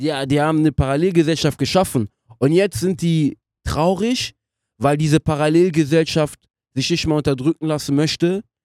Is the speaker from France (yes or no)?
yes; France; German is a second language; now in Germany; ich bin auch in Frankreich aufgewachsen